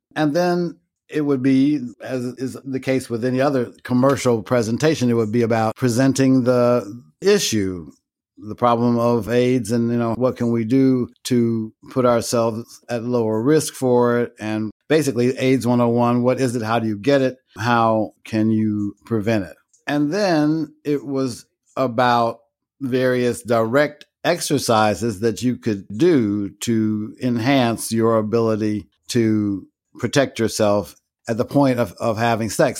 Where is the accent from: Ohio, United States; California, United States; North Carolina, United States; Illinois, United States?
Illinois, United States; Chicago; I was born and raised in Chicago on the South Side, an area known as Bronzeville